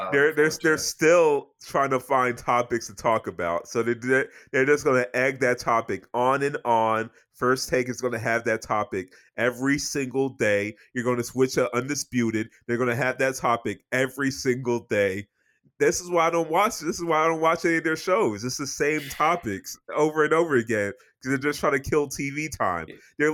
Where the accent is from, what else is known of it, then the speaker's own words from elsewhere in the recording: Fall River, Massachusetts, United States; I'm from Fall River, Massachusetts